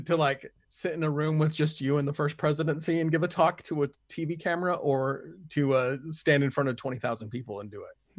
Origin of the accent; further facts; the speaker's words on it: Springville, Utah, United States; moved away as an adult; also born or lived in Texas; I grew up in Springville, and the, in the time I was a, a kid, up until, uh, I left on my mission